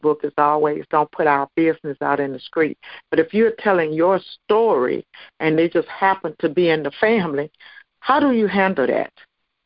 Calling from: Memphis, Tennessee, United States; I'm calling from Memphis, Tennessee

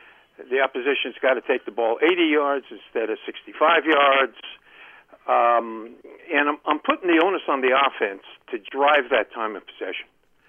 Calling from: Columbia, Maryland, United States; from Columbia, Maryland.

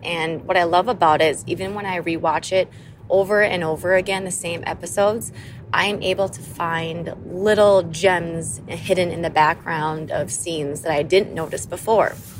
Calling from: Madison, Wisconsin, United States; I am calling from Madison, Wisconsin

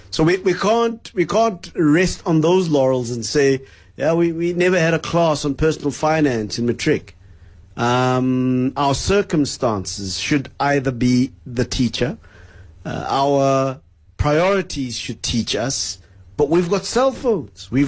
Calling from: Boksburg, Gauteng, South Africa; I'm from Boksburg.

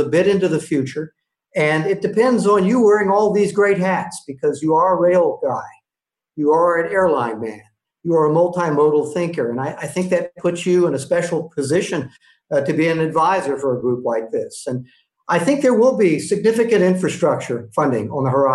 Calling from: Tampa, Florida, United States; also born or lived in Charlotte, North Carolina; I'm calling from Tampa Bay at my home, and my headquarters is in Charlotte, North Carolina, soon to be home.

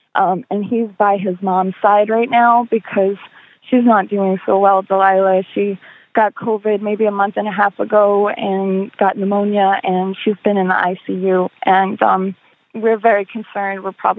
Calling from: Tampa, Florida, United States; I'm calling from Tampa area, Florida.

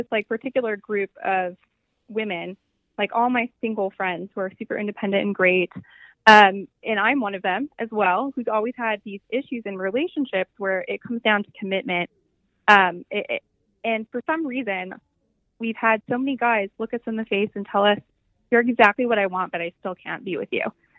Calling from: Ann Arbor, Michigan, United States; I am calling from Ann Arbor, Michigan, where we are having the best day of the year.

